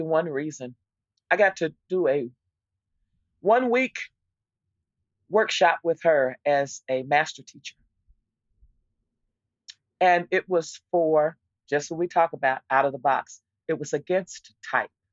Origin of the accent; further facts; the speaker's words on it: Texas, United States; I was from Texas